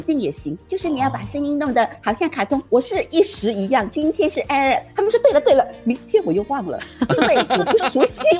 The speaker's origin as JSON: {"language": "Chinese", "country": "Singapore", "said": "因为我们新加坡人不了解配音是怎么样的"}